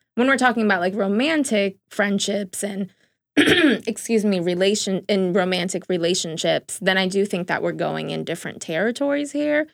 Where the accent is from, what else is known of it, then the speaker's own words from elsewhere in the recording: New York City, New York, United States; I'm also from the Bronx